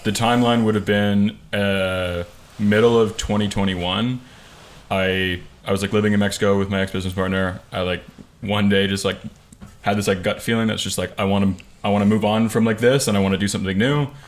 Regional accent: just outside of Toronto, Ontario, Canada; I'm from like just outside of Toronto, Canada.

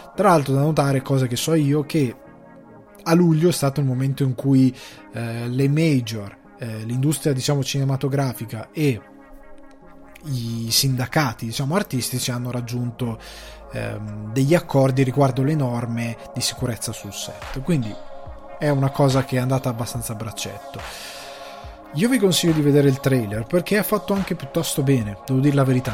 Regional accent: Crema, Lombardy, Italy; a livello di origine sono cresciuto nel Cremasco

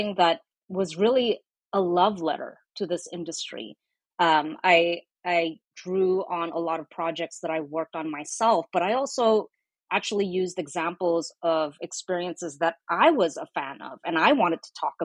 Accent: Singapore; also born or lived in Indonesia; now in United States; I didn't grow up in the US. You know, I was born in Indonesia. I grew up in Singapore

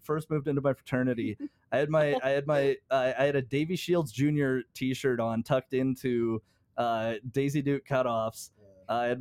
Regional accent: Canada; I grew up in the Cypress Hills

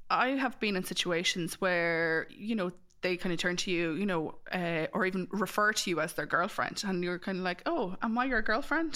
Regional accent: Mullingar, Leinster, Ireland; I'm from Mullingar

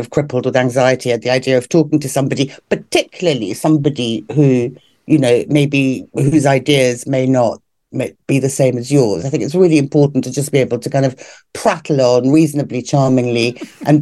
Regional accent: London, United Kingdom; I grew up in Hampstead.

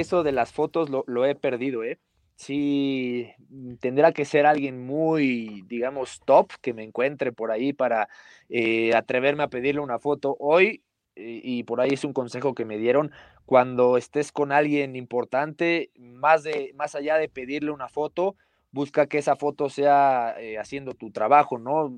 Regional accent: Puebla, Mexico; Yo nací en Puebla, mi familia, mi papá se fue a vivir a, Puebla y, a mí ya me tocó nacer allá, yo soy pipope

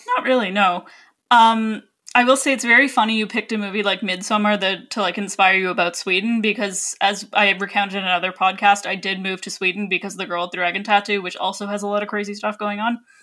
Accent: Canada; as a Canadian

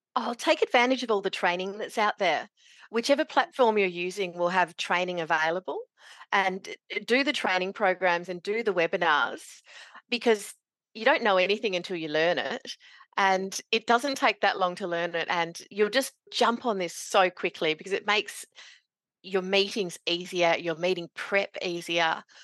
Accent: Meekatharra, Western Australia, Australia; also born or lived in Kalgoorlie, Australia; now in northeast Victoria, Australia; growing up in Meekatharra in central WA, and I did my university in Kalgoorlie

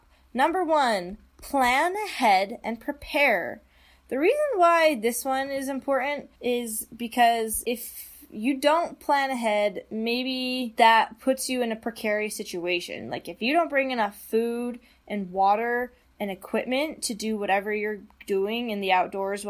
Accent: Utah, United States; I grew up in Utah

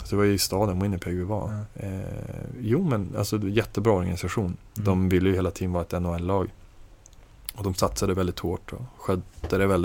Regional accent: Norrland, Sweden; alltså jag är från Norrland och ganska sådär, inte särskilt frusen av mig

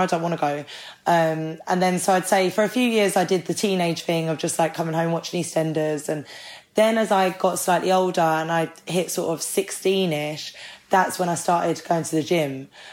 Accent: Ireland; I'm Irish.

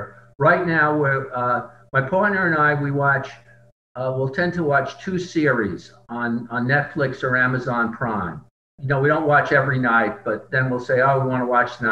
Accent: Fairview, New Jersey, United States; also born or lived in Englewood, New Jersey; I grew up in the town of Fairview, New Jersey, which is right across the river from Manhattan.

